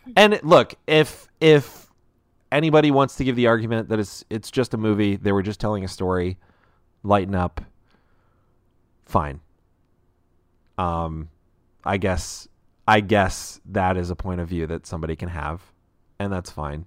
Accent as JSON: {"language": "English", "country": "United States", "said": "I am an American"}